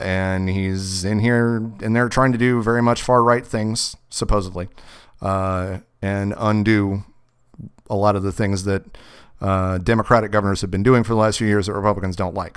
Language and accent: English; Kentucky, United States; moved away; I'm from Kentucky.